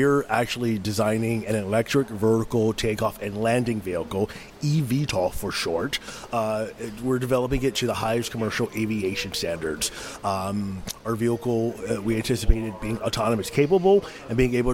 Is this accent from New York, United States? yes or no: no; Miami, Florida, United States; moved away; I grew up in West Kendall, 137th and 56th Miller